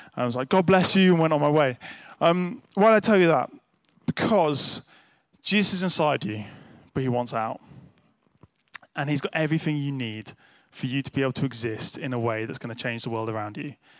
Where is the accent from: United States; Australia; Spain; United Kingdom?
United Kingdom; as a nice British person